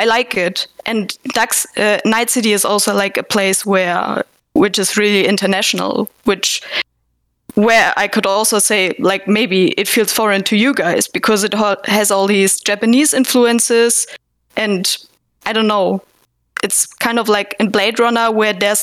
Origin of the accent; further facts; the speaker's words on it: Southern Germany, Germany; I was born and raised in Germany, like southern Germany